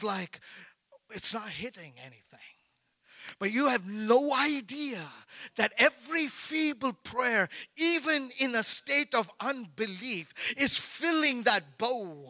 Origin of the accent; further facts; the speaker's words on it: India; I'm an Indian.